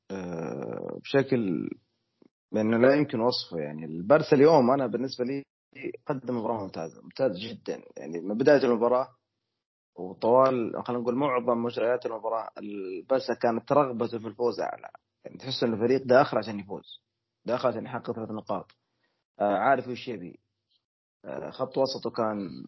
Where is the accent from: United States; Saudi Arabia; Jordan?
Saudi Arabia; خلينا نبارك لنا احنا كسعوديين اولا وللقياده وللحكومه وللجميع فوزنا باستضافه اكسبو